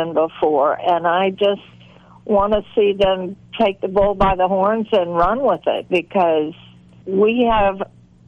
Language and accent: English; the South, United States; a lot of the males in my life growing up in the South